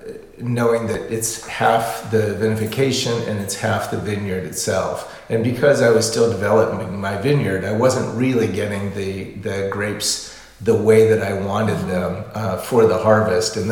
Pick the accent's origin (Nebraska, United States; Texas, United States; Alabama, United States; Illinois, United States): Nebraska, United States; Omaha; moved away as an adult; also born or lived in Lincoln, Nebraska; now in California, United States; I grew up in Omaha, Nebraska, and I went to college in Lincoln, Nebraska. And then I relocated to California after college